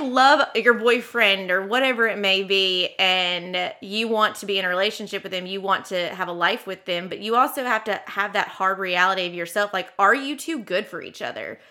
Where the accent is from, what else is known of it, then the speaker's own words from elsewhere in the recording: the South, United States; as a Southerner